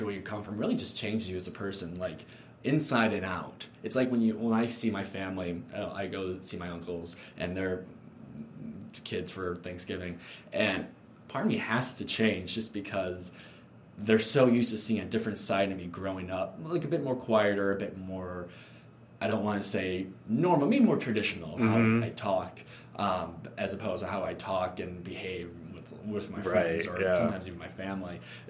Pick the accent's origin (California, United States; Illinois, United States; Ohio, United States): Illinois, United States; Evanston; I'm from Evanston, my dad's from Evanston, my mom's from Evanston.